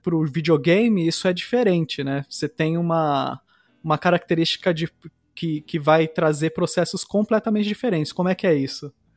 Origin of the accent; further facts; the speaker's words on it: ABC Paulista, São Paulo, Brazil; quando eu estava crescendo no ABC Paulista